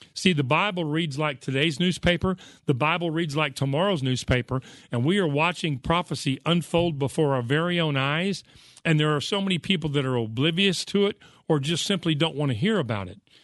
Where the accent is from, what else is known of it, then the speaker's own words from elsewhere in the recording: United States; I grew up in America where it seemed like there was a church on every corner